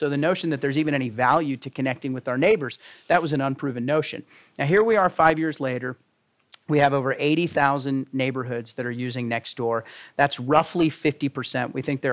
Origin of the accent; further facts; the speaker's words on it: Texas, United States; moved away; John and I know from growing up in Texas, that's not the way we grew up